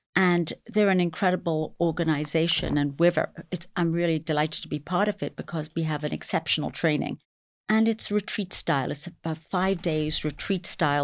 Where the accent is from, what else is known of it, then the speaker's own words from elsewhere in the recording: England, United Kingdom; also born or lived in London; now in New York City, United States; I was raised in England, but my heritage is Indian.